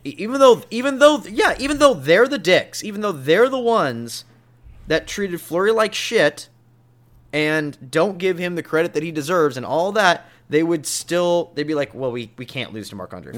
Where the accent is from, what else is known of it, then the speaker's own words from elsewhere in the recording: Pacific Northwest, United States; we're from the Pacific Northwest